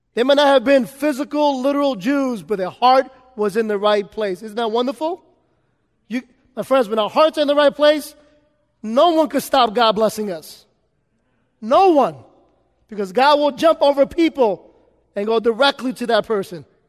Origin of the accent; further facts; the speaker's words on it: New York City, New York, United States; I grew up in New York City